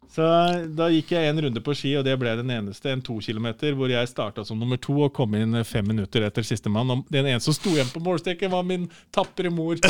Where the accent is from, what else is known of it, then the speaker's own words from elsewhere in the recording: Nordre Land, Innlandet, Norway; also born or lived in Snertingdalen, Gjøvik; halve, halve, livet mitt, altså ungdomstida, eh, barnetida, var på Nordskinni i Nordre Land kommune, for der er morssiden ifra